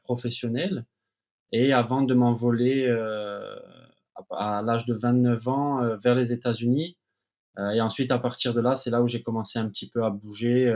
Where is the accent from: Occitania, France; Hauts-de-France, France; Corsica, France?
Corsica, France; Ajaccio; moved away as an adult; also born or lived in United States / Paris / Cyprus; je suis né à Ajaccio. J'ai fait toutes mes gammes euh, de footballeur à Ajaccio dès l'âge de 4 ans